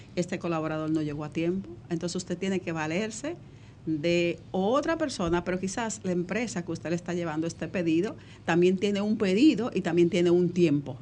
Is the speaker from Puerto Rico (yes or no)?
no; Dominican Republic; nuestro país